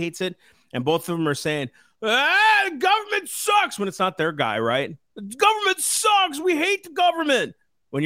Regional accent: United States; I'm an American.

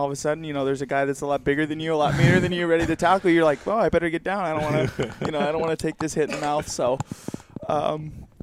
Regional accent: Southern California, United States; moved away; I'm from Southern California.

